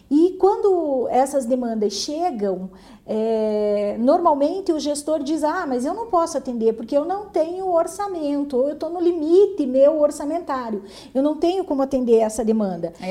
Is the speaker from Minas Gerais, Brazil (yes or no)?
no; Mangueirinha, Paraná, Brazil; eu sou lá de Mangueirinha